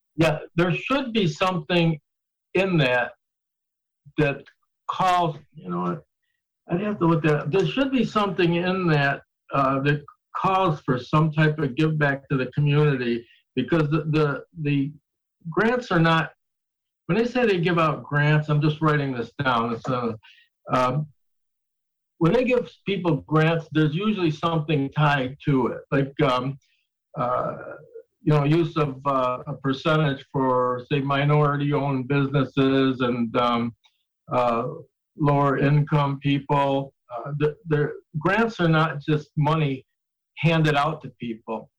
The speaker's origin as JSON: {"language": "English", "town": "Niagara Falls", "region": "New York", "country": "United States", "tie": "born or raised there", "said": "I grew up in Niagara Falls"}